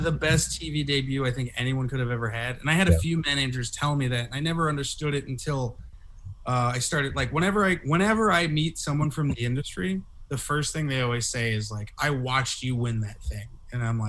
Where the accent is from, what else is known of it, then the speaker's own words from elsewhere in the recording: San Jose, California, United States; I'm from Eastside San Jose